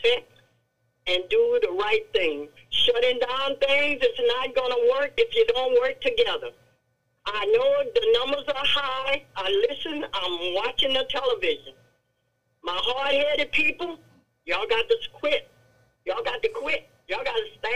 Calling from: Franklin, Louisiana, United States; I am from Franklin

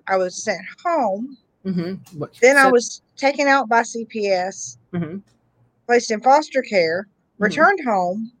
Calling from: Huntington, West Virginia, United States; Huntington, West Virginia.

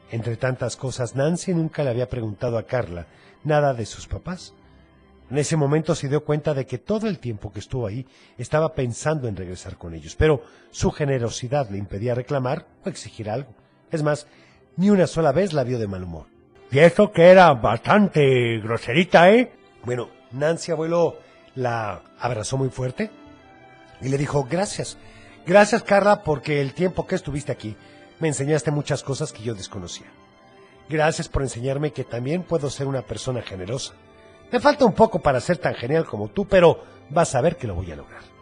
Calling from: Tonalá, Jalisco, Mexico; de Tonalá.

